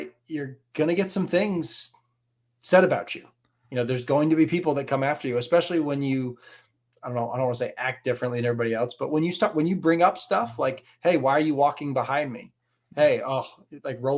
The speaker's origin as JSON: {"language": "English", "region": "Northeast", "country": "United States", "said": "geographically we're from the Northeast"}